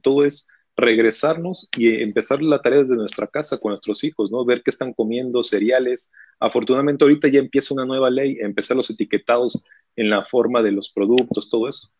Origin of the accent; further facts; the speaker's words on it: Mexico; en este país como mexicanos